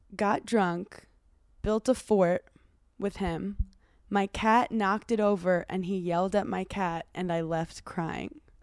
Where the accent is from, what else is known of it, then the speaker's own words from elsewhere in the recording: New York City, New York, United States; I grew up in Brooklyn